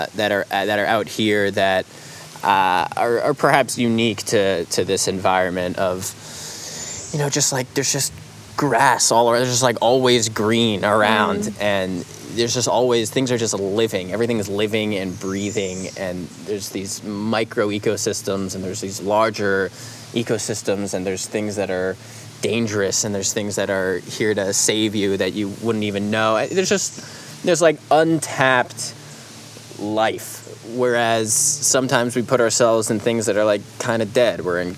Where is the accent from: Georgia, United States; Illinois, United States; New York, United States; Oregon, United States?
New York, United States; New York City; there's a lot of similarities, I think, between even like nature and like where I grew up in New York City